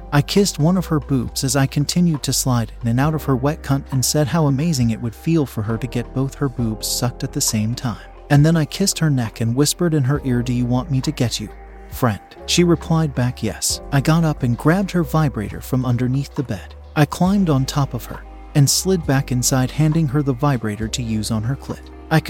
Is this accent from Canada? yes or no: no; Pakistan; now in United Kingdom; We had an arrangement back in my home country of Pakistan, and she moved to the UK to live with me after a few months of waiting for her visa. We are from a small village in Pakistan